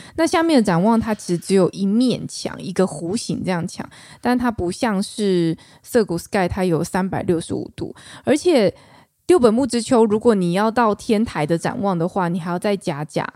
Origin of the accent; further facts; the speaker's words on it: Taichung, Taiwan; 小妹我是来自于台中，台中哎。市，土生土长台中人